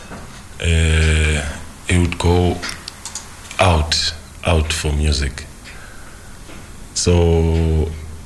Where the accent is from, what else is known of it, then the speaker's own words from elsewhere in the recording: South Africa; Born and raised in Smuye